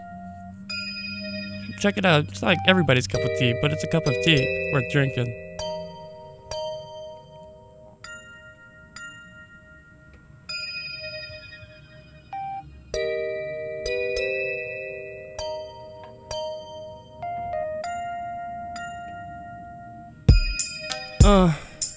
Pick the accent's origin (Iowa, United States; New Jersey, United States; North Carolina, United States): North Carolina, United States; I grew up in North Carolina.